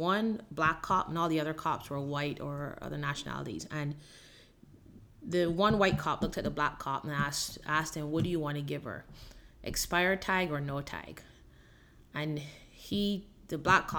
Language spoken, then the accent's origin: English; Barbados; moved away as an adult; also born or lived in Miami, United States; now in Gainesville, United States; I originally was born and raised in Barbados and came to the U.S. at the age of 19 to go to school in Miami